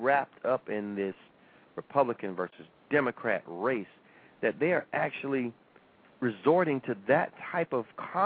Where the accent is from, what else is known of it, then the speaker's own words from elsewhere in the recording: United States; I was born in America.